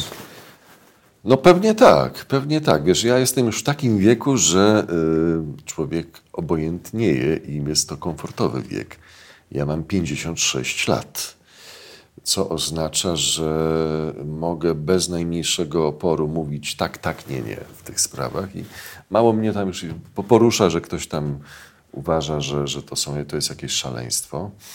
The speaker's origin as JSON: {"language": "Polish", "area": "near Warsaw", "region": "Masovian Voivodeship", "country": "Poland", "tie": "born or raised there", "also_born_or_lived": "Saska Kępa, Warsaw", "said": "ja się wychowywałem w domu pod Warszawą"}